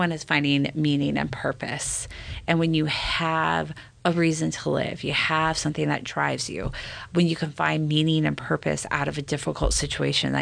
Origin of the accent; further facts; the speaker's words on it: California, United States; moved away as an adult; also born or lived in Utah County, Utah; now in Davis County, Utah, United States; I grew up in California